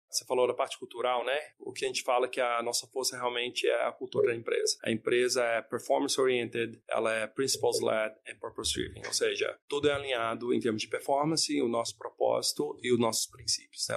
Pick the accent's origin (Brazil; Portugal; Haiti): Brazil; moved away; poder vir ao Brasil sendo brasileiro